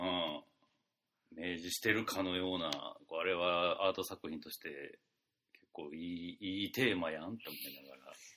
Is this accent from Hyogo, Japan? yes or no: no; Mie, Japan; 俺の出身の三重県